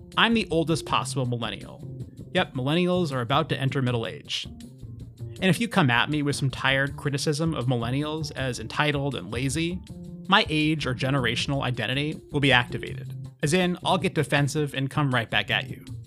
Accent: Seattle, Washington, United States; now in Washington, D.C., United States; I grew up in Seattle and live in Washington, D.C. now

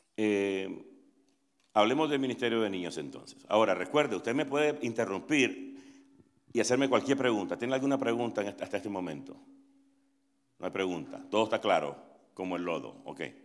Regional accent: Nicaragua; now in Atlanta, United States; soy nicaragüense, tengo 27 años de vivir en Estados Unidos

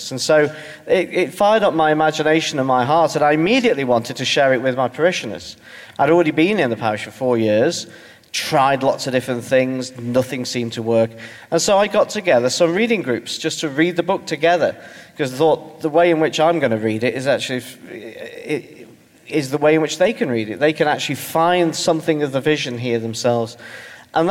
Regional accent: Stoke-on-Trent, West Midlands, United Kingdom; I come from Stoke-on-Trent, which is, for those of you who don't have a grasp of England beyond Watford, is between Birmingham and Manchester

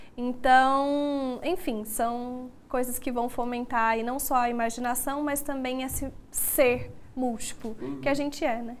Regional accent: Goiânia, Goiás, Brazil; Sou daqui de Goiânia

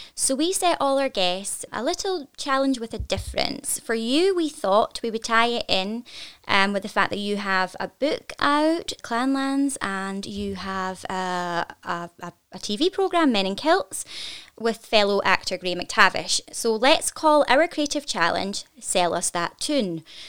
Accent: Scotland, United Kingdom; I am incredibly proud to be Scottish

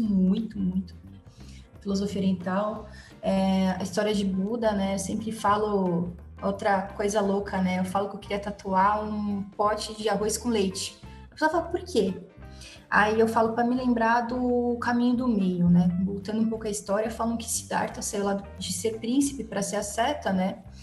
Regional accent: São Paulo, Brazil; eu nasci em São Paulo, na capital mesmo, na Zona Norte. Na verdade, pouco tempo da minha vida eu saí daqui, então praticamente eu tô sempre aqui na Zona Norte

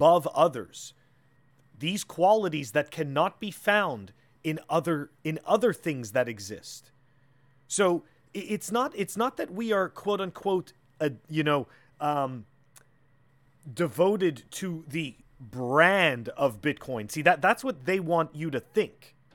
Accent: Canada; I'm from Canada

